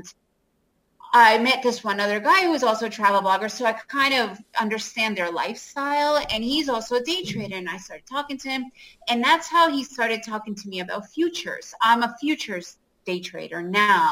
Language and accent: English; New York City, New York, United States; I grew up in New York City and lived in that area